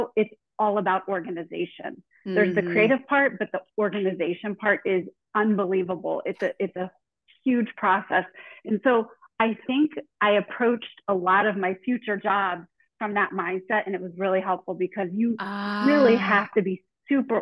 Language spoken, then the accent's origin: English; Northern Virginia, United States; I grew up in Northern Virginia, right outside of Washington, D.C., about 20 minutes outside of D.C.